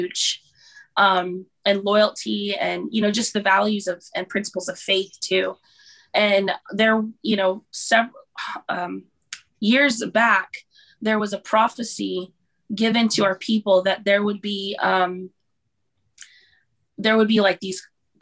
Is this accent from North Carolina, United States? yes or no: no; Honolulu, Hawaii, United States; also born or lived in Hermiston, Oregon / Kodiak, Alaska; now in Valdez, United States; I'm from Hawaii. I was born in Honolulu, Hawaii